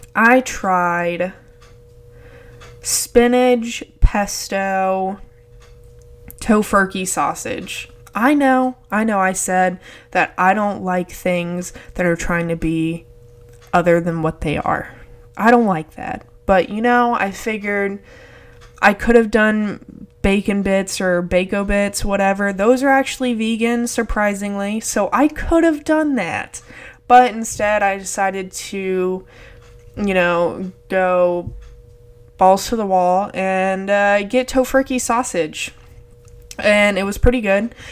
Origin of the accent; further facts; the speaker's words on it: Texas, United States; I'm from Texas